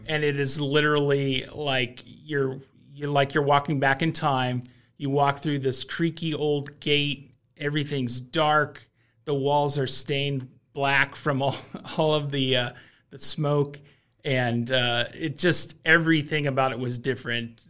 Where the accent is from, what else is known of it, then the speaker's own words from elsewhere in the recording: Kansas City, Missouri, United States; I grew up in Kansas City where barbecue is just a common part of the culture